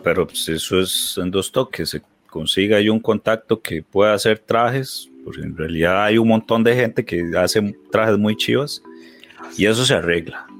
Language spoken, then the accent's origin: Spanish; Heredia, Costa Rica; yo toda la vida pues viví en, Heredia